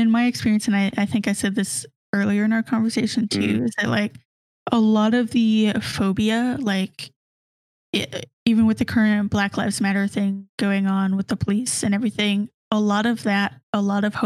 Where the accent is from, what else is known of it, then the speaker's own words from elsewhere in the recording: the South, United States; growing up in the South